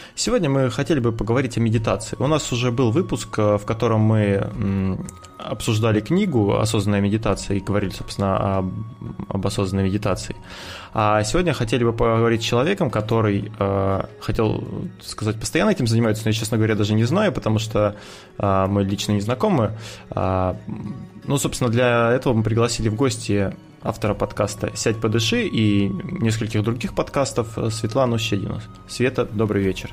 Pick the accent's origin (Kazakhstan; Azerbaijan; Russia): Russia; мы находимся на юге от Москвы, где-то 500 километров